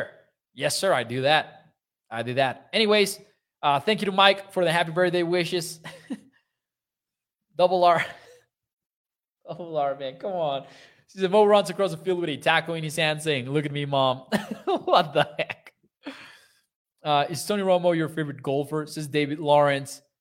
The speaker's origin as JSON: {"language": "English", "region": "Chihuahua", "country": "Mexico", "said": "I'm from Chihuahua, Mexico, which at one point was listed as one of the most dangerous cities in the world."}